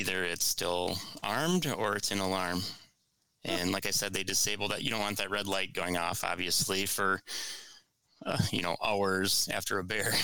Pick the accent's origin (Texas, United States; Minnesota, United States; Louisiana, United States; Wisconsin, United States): Wisconsin, United States; Lake Winnebago; now in Milwaukee area, United States; I grew up on Winnebago